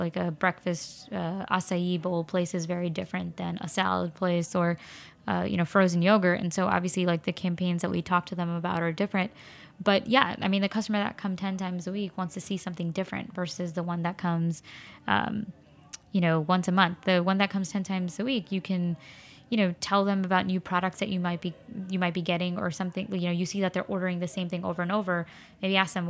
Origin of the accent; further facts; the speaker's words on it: Flushing, New York, United States; Well, I live in Flushing now, and I grew up in Flushing.